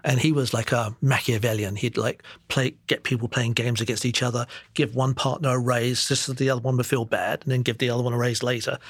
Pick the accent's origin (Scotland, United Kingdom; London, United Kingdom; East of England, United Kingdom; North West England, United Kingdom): London, United Kingdom; moved away as an adult; also born or lived in Singapore / Enfield; now in New York, United States; I grew up in East London, Walthamstow